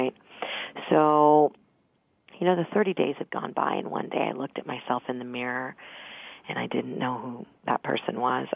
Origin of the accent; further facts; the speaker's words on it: Mount Vernon, Virginia, United States; I grew up in Mount Vernon, which is right outside of Alexandria, Virginia